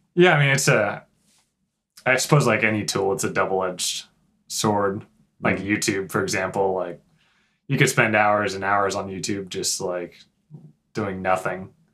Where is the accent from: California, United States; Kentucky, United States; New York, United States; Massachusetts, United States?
California, United States; San Diego; I grew up in San Diego